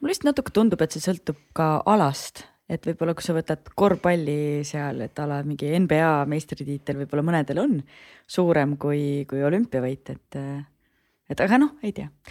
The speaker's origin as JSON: {"language": "Estonian", "town": "Rõuge", "region": "Võru County", "country": "Estonia", "said": "mina olen ka Lõuna-Eestist, ma olen Rõugest pärit"}